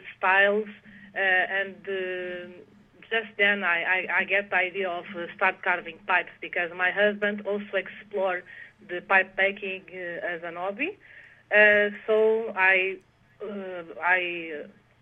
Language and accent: English; Portugal; English is a second language; also born or lived in Netherlands; I live in Portugal since I was 3 years old, so I feel I'm much more Portuguese than Dutch. And so I grew up in Portugal